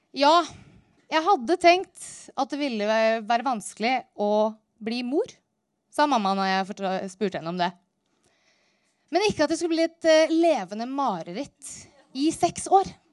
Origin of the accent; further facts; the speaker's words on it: Narvik, Nordland, Norway; Jeg vokste opp helt nord i Nord-Norge, innerst inne i Ofotfjorden, i en by som heter